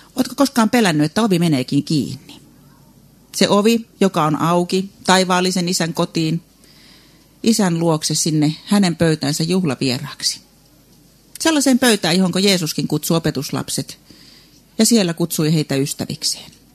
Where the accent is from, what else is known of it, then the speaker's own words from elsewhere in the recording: South Ostrobothnia, Finland; Meillä Etelä-Pohjanmaalla